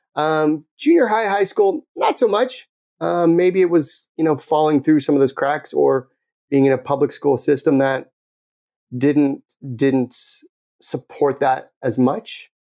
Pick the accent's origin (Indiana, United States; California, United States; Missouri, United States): California, United States; Los Angeles; moved away as an adult; also born or lived in Tucson, Arizona; I grew up in the Palisades